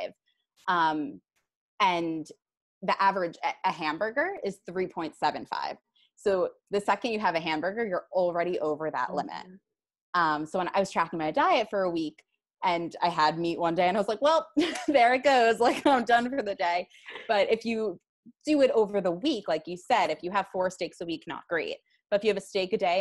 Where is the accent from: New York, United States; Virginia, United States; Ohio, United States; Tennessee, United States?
New York, United States; New York City; I'm from Flushing, Queens originally